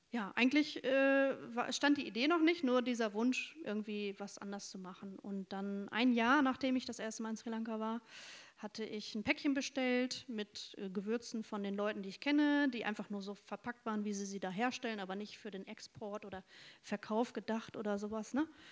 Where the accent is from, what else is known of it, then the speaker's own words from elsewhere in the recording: North Rhine-Westphalia, Germany; moved away as an adult; now in Bremen, Germany; Ostwestfälin, sehr konservativ aufgewachsen.